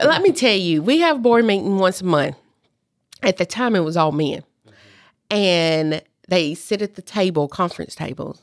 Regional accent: Union City, Tennessee, United States; also born or lived in Clarksville, Tennessee; Obion County, I am from Union City.

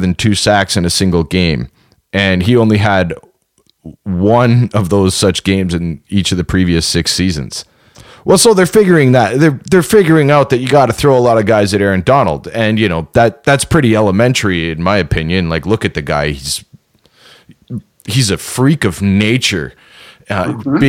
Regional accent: Canada; We are Canadian

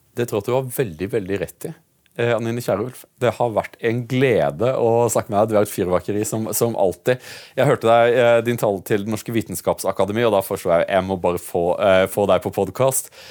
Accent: Norway; vi er nordmenn

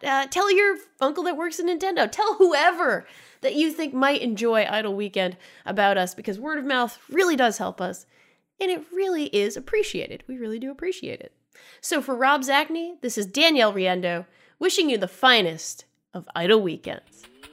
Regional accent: Rhode Island, United States; I'm from Rhode Island, of course.

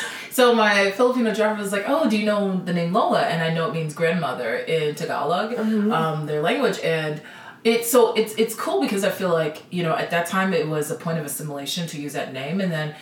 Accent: Nigeria; I feel really comfortable being like, I am a Nigerian woman, you know.

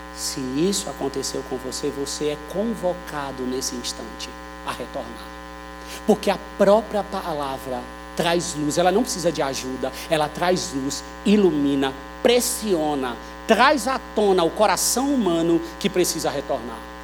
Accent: Brazil; nós que somos brasileiros

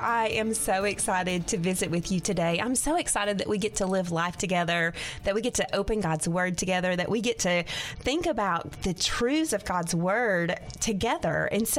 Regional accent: Arkansas, United States; This is my home state. I love the people of Arkansas.

